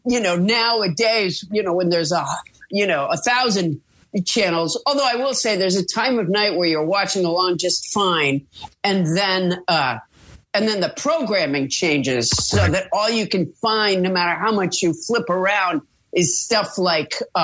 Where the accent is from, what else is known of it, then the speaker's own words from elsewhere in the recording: Massachusetts, United States; moved away as an adult; now in Santa Monica, United States; I'm from Massachusetts. And so, you know, so I grew up with humidity